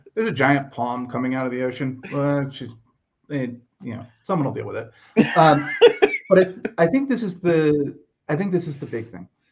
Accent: United States; As an American

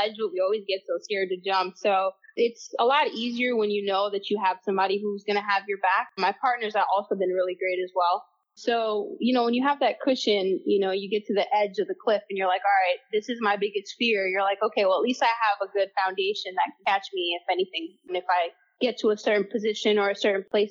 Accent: Palm Beach County, Florida, United States; Palm Beach County itself is like a huge melting pot, which I actually grew up here

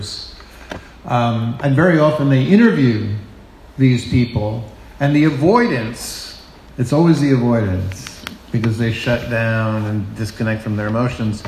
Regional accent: New York City, New York, United States; I'm from Brooklyn

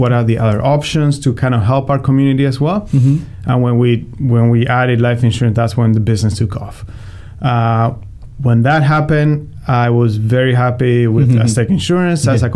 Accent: Argentina; moved away as an adult; now in St. Louis, United States; Born and raised in Argentina. I came here when I was 19.

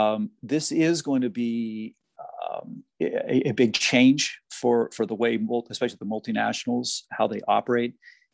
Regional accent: United States; also born or lived in China; walking around on the university campuses today as an American

